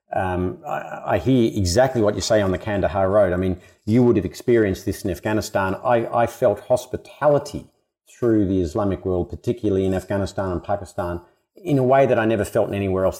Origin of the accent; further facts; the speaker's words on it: Australia; I was a kid growing up in Australia